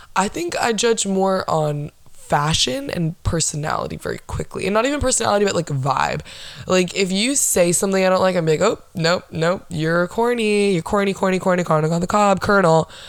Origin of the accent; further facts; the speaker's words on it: Orlando, Florida, United States; I was born and raised in Orlando, Florida